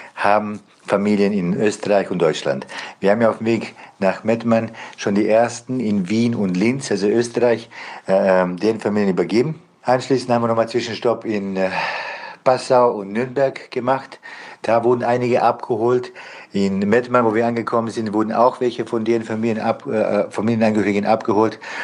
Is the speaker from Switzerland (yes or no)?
no; Bosnia & Herzegovina; now in Germany; Ich komme ursprünglich selber aus Bosnien